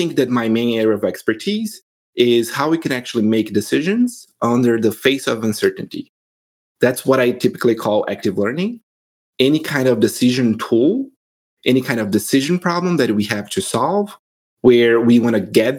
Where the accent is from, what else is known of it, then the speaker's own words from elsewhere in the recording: Brazil; moved away as an adult; now in United States; I'm originally from Brazil